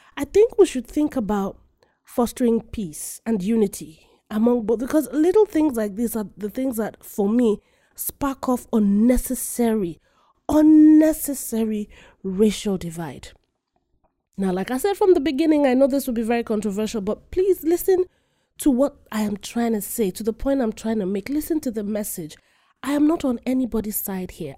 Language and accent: English; Nigeria; I am African, full-fledged African. I am Nigerian